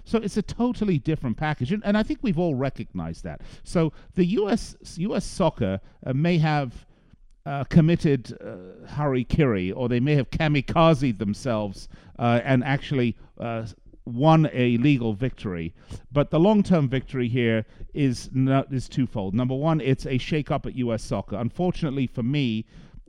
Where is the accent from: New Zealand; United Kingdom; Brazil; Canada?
United Kingdom; England; accent: English; now in United States; as an American, and I know I sound English to you, but I am an American. I've been here an awfully long time